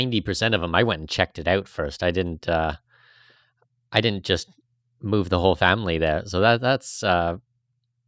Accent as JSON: {"language": "English", "country": "Canada", "moved": "yes", "said": "I'm Canadian"}